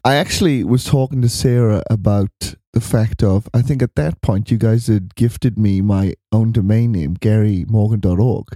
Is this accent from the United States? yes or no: no; Wales, United Kingdom; now in Melbourne, Australia; we live in Melbourne. And I'm from Wales.